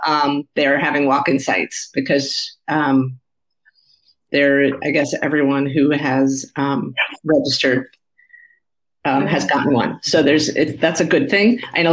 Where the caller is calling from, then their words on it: Connecticut, United States; I am generally in the New York, New Jersey area of the United States, although right now I'm calling in from Connecticut, although technically that's the tri-state area.